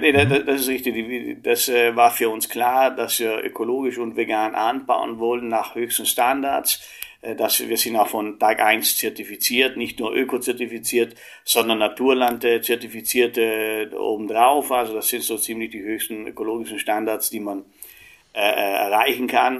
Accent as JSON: {"language": "German", "country": "Italy", "moved": "yes", "said": "ich komme ja aus Italien ursprünglich"}